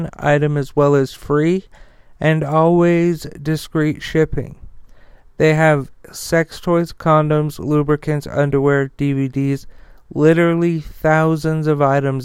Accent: United States; as Americans

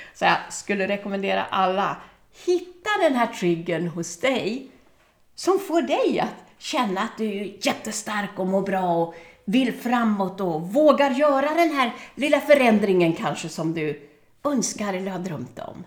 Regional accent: Örebro, Örebro County, Sweden; i Örebro där jag är född och uppvuxen

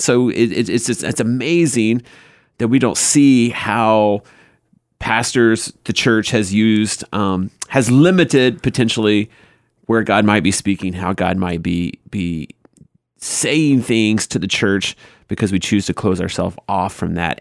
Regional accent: the South, United States; I grew up in the South

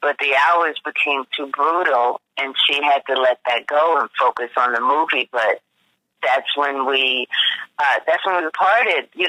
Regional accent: New York, United States; moved away; I'm from New York

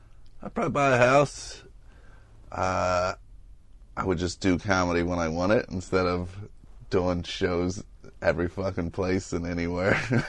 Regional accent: Northern Kentucky, United States; accent: Southern; moved away; also born or lived in Cincinnati, Ohio; So I grew up like right across the border. So I'll just say either one interchangeably. You know, if I'm in the South, I'll say I'm from Kentucky to try to get a little bit extra juice out of people. And then I say I'm from Cincinnati

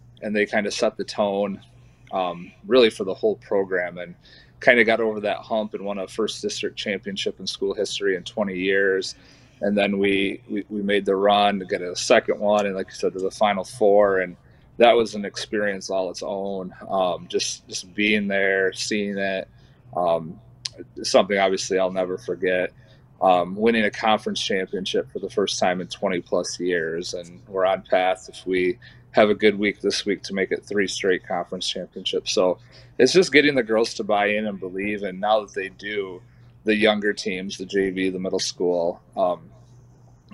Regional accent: East Jordan, Michigan, United States; now in Lake City, United States; I grew up in East Jordan, Michigan, which is about an hour north here of Lake City

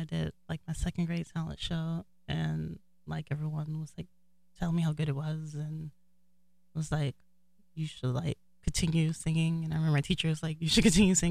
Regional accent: North Las Vegas, Nevada, United States; I was born and raised in North Las Vegas

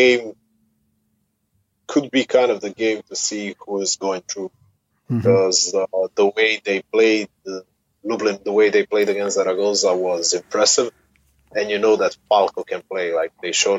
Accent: Split, Split-Dalmatia County, Croatia; I'm from Split

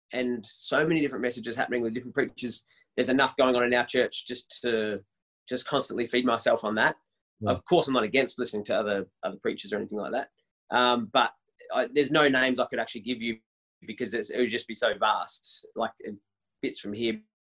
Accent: Melbourne, Victoria, Australia; I'm born and raised in Melbourne

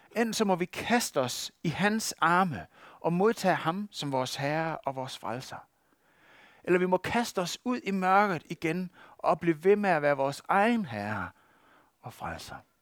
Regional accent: West Jutland, Denmark; accent: West Jutlandic; hvis man skal udtale det på vestjysk, hvor jeg kommer fra

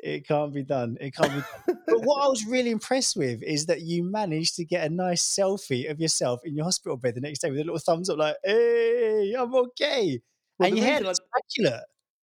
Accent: United Kingdom; moved away; I'm British, mate. I'm British.

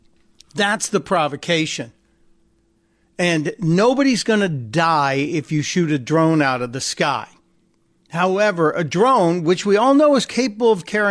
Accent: Chicago, Illinois, United States; Now, I'm a white guy from Chicago. Yeah, I grew up on the South Side. We moved to the suburbs. But I'm a white guy on South Side of Chicago

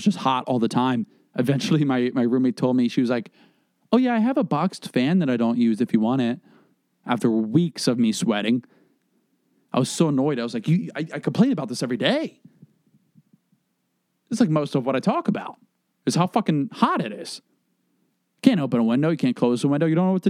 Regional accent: the South, United States; I was like, yeah, you know, I'm from the South.

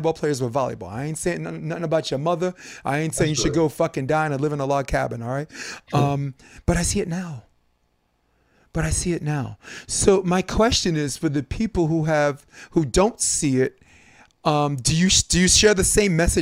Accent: United States; an American

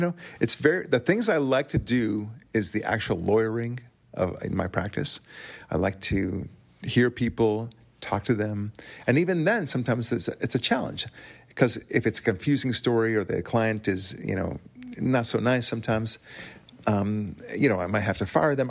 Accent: Israel; accent: thick Israeli; moved away; I'm Israeli, as you know. You could probably tell by my thick accent

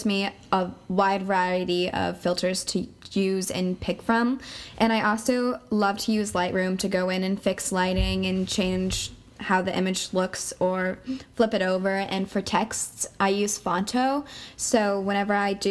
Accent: Claremont, New Hampshire, United States; I'm from Claremont, New Hampshire

